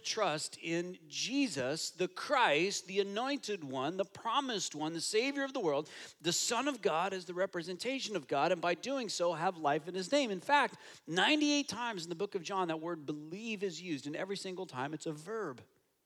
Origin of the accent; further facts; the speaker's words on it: United States; now in Toronto, Canada; I'm American